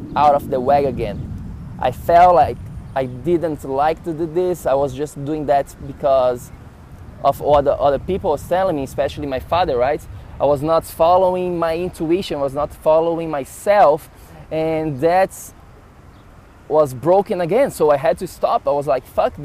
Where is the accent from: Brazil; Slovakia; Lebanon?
Brazil; Florianópolis, Santa Catarina; moved away as an adult; also born or lived in São Paulo, Brazil / New York City, United States; I went from my hometown, Florianópolis, to the big city of São Paulo in Brazil